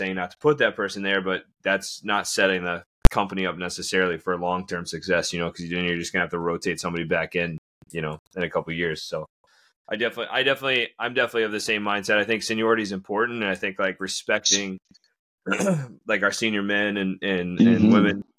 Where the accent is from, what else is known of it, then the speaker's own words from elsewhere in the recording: Florida, United States; moved away; I grew up down in Florida, so I'm a transplant too